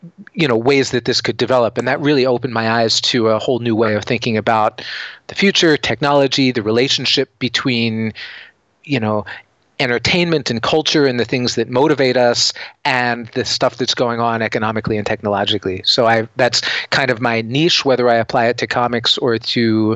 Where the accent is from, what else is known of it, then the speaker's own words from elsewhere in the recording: Seattle, Washington, United States; I'm from Seattle and we have a company here called Microsoft